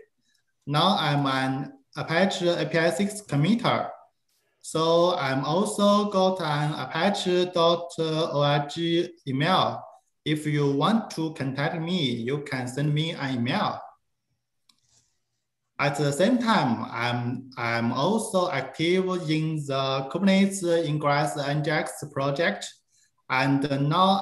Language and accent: English; China; also born or lived in Beijing, China; I'm from China